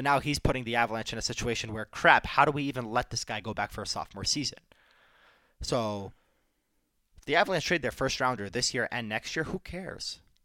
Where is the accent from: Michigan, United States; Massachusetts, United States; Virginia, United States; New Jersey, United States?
Michigan, United States; Detroit; I grew up in Detroit